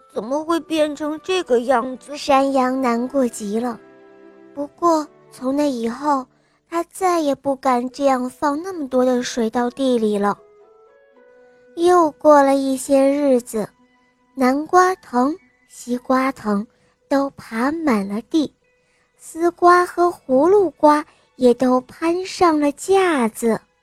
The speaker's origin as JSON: {"language": "Chinese", "region": "Beijing", "country": "China", "said": "我今年五岁了，我来自北京"}